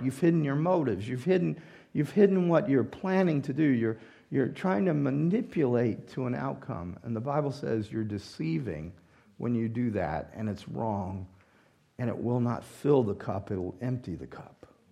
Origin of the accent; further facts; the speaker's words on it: the South, United States; moved away; I grew up in the South, and this is our language charm